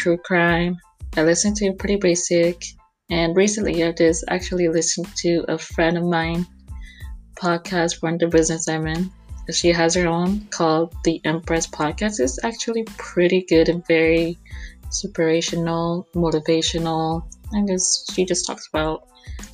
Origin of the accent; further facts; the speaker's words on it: Houston, Texas, United States; I'm from Houston, Texas, and I am 23 years old